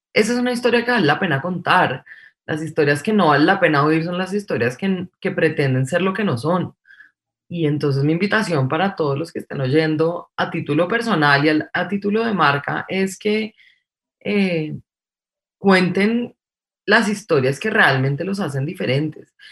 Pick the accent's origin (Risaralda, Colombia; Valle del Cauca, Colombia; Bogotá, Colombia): Bogotá, Colombia; Soy bogotanísima, pero de familia paisa, criada en Bogotá entre semana y digamos que criada en finca los fines de semana